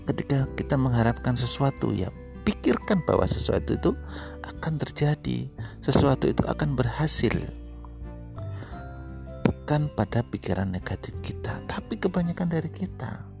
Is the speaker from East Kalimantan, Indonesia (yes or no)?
yes; Samarinda, East Kalimantan, Indonesia; Saya dari Samarinda